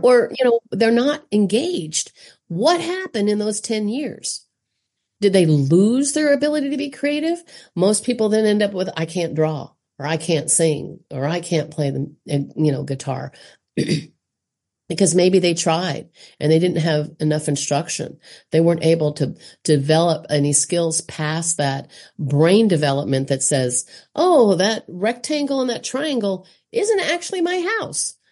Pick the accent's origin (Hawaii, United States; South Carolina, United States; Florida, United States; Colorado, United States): South Carolina, United States; I'm obviously American from South Carolina and on the East Coast